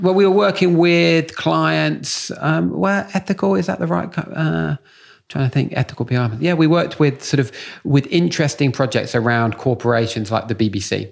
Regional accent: London, United Kingdom; I grew up in Muswell Hill

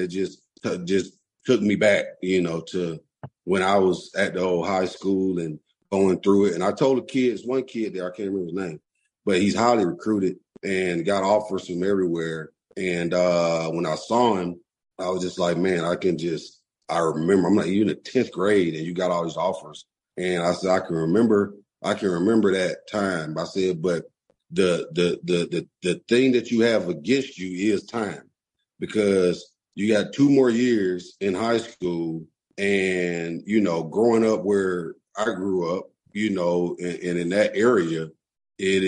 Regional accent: Atlanta, Georgia, United States; I grew up in Adamsville

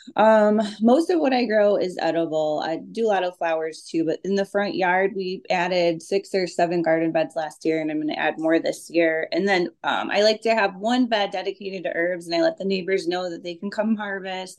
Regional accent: Minneapolis, Minnesota, United States; I grew up in South Minneapolis

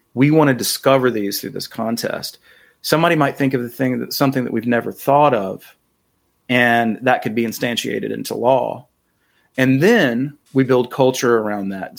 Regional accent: North Carolina, United States; I'm from North Carolina

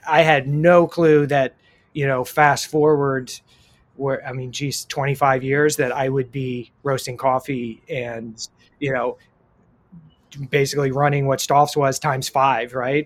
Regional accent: Columbus, Ohio, United States; now in San Diego, United States; I grew up in Columbus, Ohio

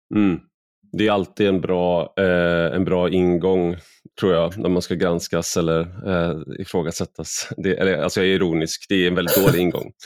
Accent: Sweden; jag är väldigt svensk

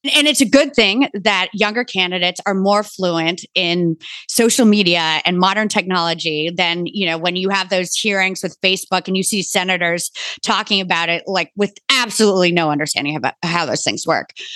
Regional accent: Bronxville, New York, United States; I grew up in Bronxville, New York

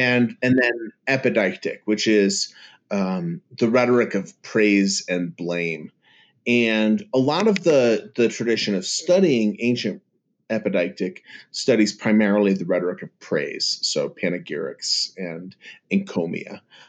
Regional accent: New York, United States; I'm from the East. Okay? I'm

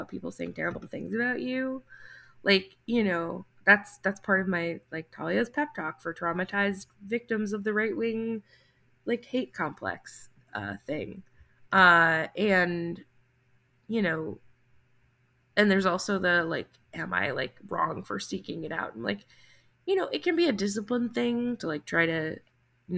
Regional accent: New Jersey, United States; My home state of New Jersey

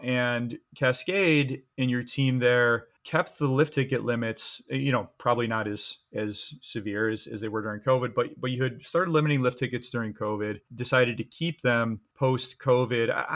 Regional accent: Michigan, United States; I grew up skiing in Michigan

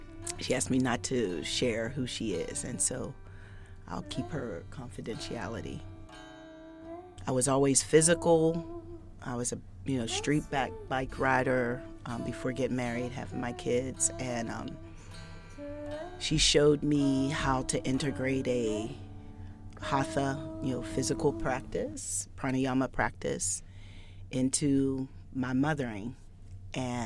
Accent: Pittsburgh, Pennsylvania, United States; I grew up here in Lincoln, Lymington. I can rep 15206

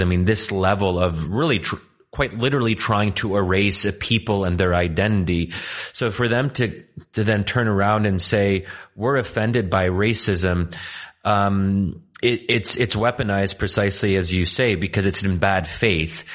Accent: Egypt; moved away; also born or lived in Pennsylvania; I said originally Egyptian

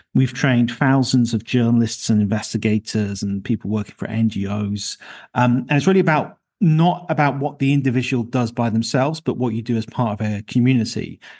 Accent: Leicester, East Midlands, United Kingdom; in my hometown of Leicester in the U K

